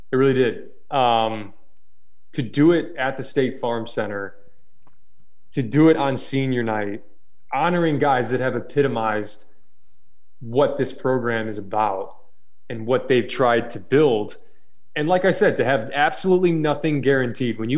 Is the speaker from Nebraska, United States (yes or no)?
no; Atlanta, Georgia, United States; born there; I was born in Atlanta. We moved around a lot.